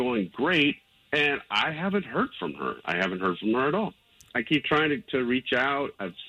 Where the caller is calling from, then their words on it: Windermere, Florida, United States; I'm calling from Windermere.